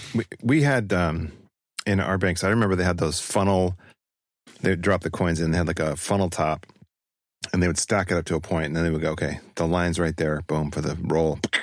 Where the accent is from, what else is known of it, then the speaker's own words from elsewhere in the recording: northern Utah, United States; raised with people who spoke in that tone. So it's not me taking on necessarily a region, but my own that I, uh, came from, which would be Utah, northern Utah